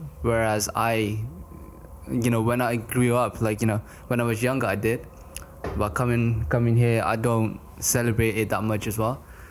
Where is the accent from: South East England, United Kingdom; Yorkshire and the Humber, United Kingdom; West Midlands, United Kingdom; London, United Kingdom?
London, United Kingdom; also born or lived in Nepal; I did. Since the age of 11, I grew up in London.